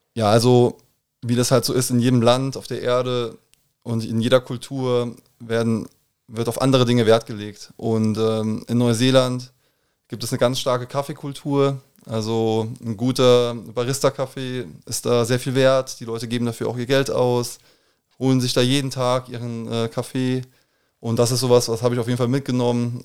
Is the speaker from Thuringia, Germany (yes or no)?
no; Koblenz, Rhineland-Palatinate, Germany; moved away as an adult; ich bin ähm, klassisch gebürtig in Koblenz-Moselweiß. Würde mich auch eher als Moselweiser als als Koblenzer bezeichnen. Aber ähm, genau, also aufgewachsen hier äh, in Koblenz